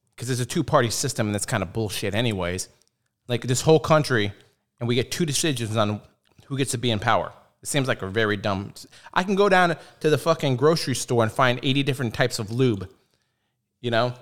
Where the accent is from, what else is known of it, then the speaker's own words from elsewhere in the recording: United States; I'm American